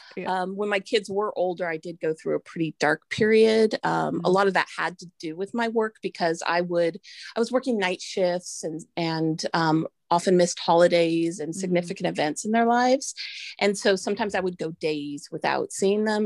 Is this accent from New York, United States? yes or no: no; Santa Rosa, California, United States; I live in Sonoma County in Santa Rosa